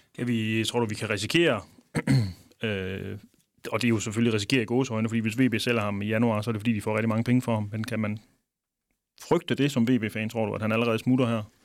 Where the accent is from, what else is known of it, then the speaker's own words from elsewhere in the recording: Denmark; vi er jo danskere